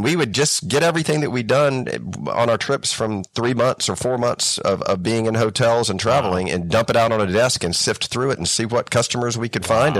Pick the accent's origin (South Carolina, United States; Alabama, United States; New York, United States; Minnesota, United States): South Carolina, United States; moved away as an adult; So in 1994, I came to Asia from America, from South Carolina, and worked for a chemical manufacturer and textile manufacturer called Milliken and Company.